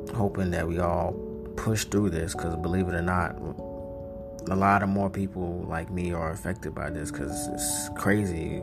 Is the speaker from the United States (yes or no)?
yes; North Carolina, United States; I'm from North Carolina